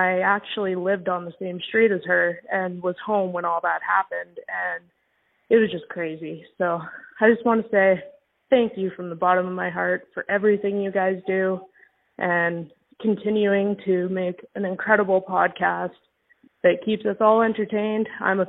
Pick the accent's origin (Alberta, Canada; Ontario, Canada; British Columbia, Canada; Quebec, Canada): Alberta, Canada; Innisfail; now in Victoria, Canada; I am originally from Innisfil, Alberta, the one case that you did on Victoria Shafte. I live in Victoria now